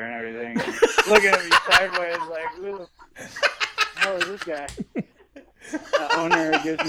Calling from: Oregon, United States; from Oregon.

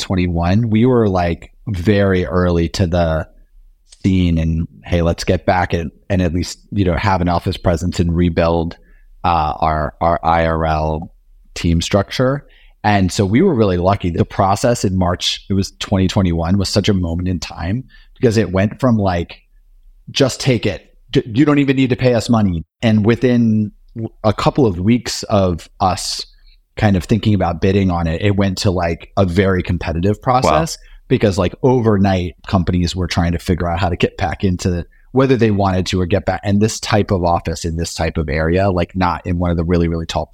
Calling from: New York City, New York, United States; I'm here in lovely Union Square, New York City, just on 11th and University, just south of Union Square.

